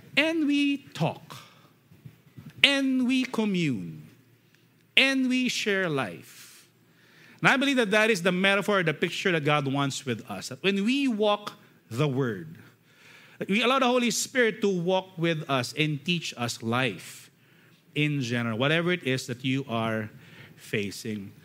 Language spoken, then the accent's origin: English; Philippines; as Filipino, we love singing songs